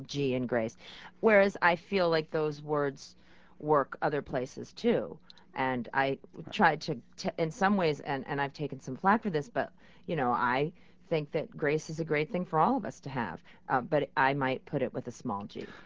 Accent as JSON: {"language": "English", "region": "New York", "country": "United States", "said": "as a New Yorker"}